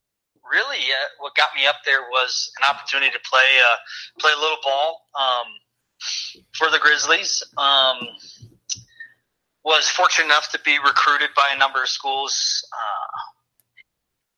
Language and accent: English; California, United States; now in Montana, United States; growing up in California